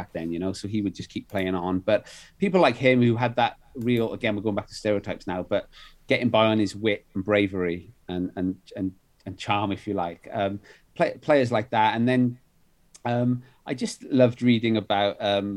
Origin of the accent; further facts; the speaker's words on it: Wales, United Kingdom; moved away as an adult; also born or lived in Dublin; I grew up playing in Wales, grew up playing for a club called Barry Plastics.